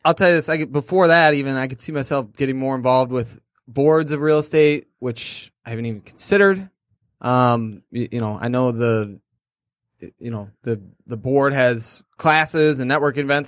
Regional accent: Clarkston, Michigan, United States; also born or lived in Kalamazoo / Grand Rapids; I grew up in Clarkston

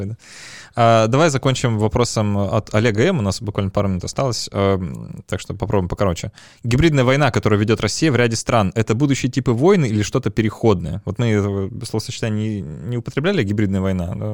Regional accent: Ukraine; Я из Украины в 2014-2016 году жила

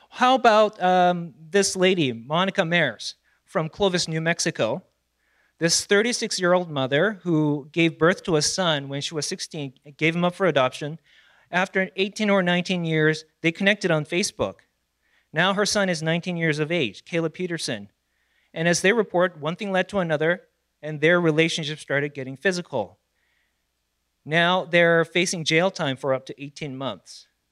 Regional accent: South Korea; moved away; I was born and raised in South Korea

